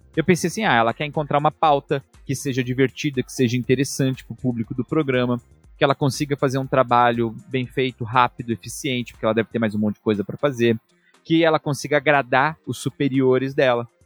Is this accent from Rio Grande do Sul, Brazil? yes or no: no; São Paulo, Brazil; moved away; also born or lived in Germany; de onde eu fui criado, da Zona Leste de São Paulo